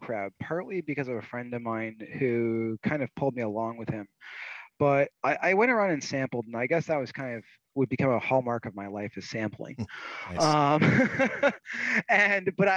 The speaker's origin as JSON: {"language": "English", "area": "Rhode Island and Vermont", "region": "New England", "country": "United States", "tie": "born or raised there", "also_born_or_lived": "Connecticut / Boston, Massachusetts / Florida", "moved": "as an adult", "said": "I grew up mostly in Rhode Island and Vermont"}